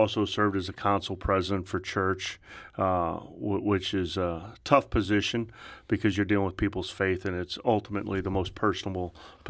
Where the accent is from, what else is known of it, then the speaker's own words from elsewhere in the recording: St. Louis, Missouri, United States; Well, I grew up in South County. And everybody from St. Louis wants to know what high school. I went to Lindbergh High School